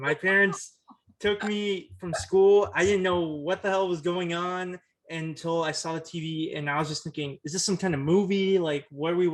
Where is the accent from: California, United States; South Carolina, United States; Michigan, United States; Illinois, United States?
California, United States; Oakland; I was born in Oakland. I've lived in the East Bay Area my whole life